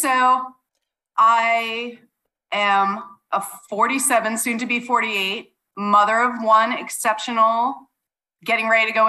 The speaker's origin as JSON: {"language": "English", "area": "Long Island", "region": "New York", "country": "United States", "tie": "born or raised there", "also_born_or_lived": "Italy / Maine / Florida / San Diego", "moved": "as an adult", "lives_now": "Virginia, United States", "said": "I was a kid growing up on Long Island in New York."}